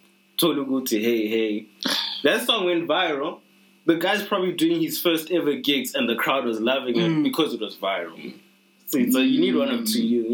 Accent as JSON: {"language": "English", "country": "South Africa"}